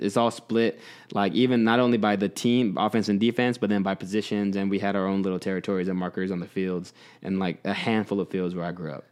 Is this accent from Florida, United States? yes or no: no; Texas, United States; moved away; I grew up, mostly grew up in Texas